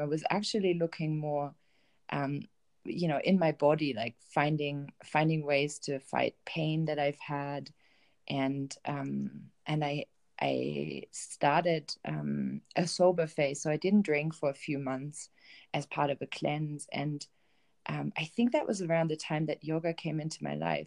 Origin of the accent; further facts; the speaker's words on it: Bielefeld, North Rhine-Westphalia, Germany; moved away as an adult; I grew up in Germany. I grew up in a um, town called Bielefeld um, in Germany in the northwest, um, and I spent my first 25 years in that in that town